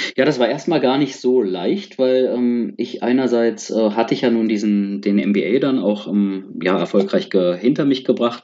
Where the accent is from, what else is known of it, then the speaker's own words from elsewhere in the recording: Berlin, Germany; moved away as an adult; also born or lived in India; als Berliner